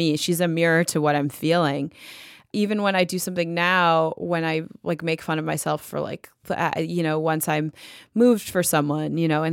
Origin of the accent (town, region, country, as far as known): Detroit, Michigan, United States; born or raised there; moved away as an adult; also born or lived in Los Angeles, California